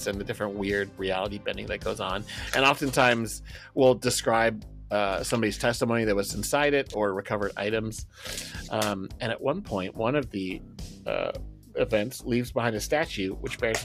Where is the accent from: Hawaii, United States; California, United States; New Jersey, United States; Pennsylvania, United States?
California, United States; I grew up in California. I'm used to like oceans and mountains